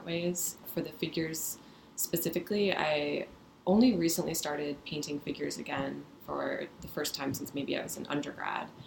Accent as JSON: {"language": "English", "region": "Midwest", "country": "United States", "tie": "born or raised there", "also_born_or_lived": "San Francisco, California", "moved": "yes", "said": "I was born in San Francisco, but mostly raised in the Midwest"}